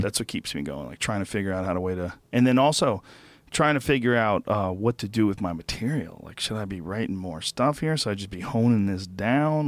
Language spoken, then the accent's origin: English; New Jersey, United States; I'm from Jersey